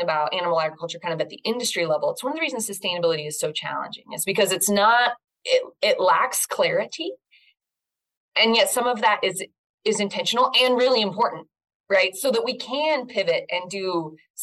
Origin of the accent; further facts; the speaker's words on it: Northern California, United States; moved away; I grew up in Northern California